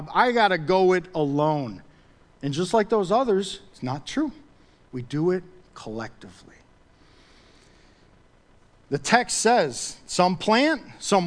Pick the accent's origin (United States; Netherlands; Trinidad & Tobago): United States; being an American